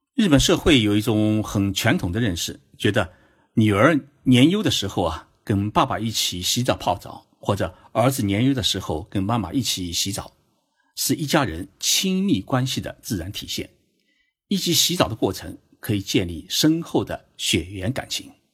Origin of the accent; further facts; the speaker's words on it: China; now in Japan; 我们中国人由于过去缺少温泉，没有日本的这种生后的温泉的文化，因此呢，习惯于淋浴